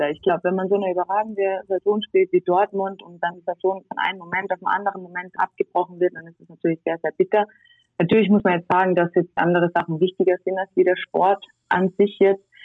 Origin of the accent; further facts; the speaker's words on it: Tyrol, Austria; Ich meine, wir sind jetzt zwei Wochen in Tirol, da wo ich herkomme, in Quarantäne und die Zahlen gehen immer noch nicht zurück.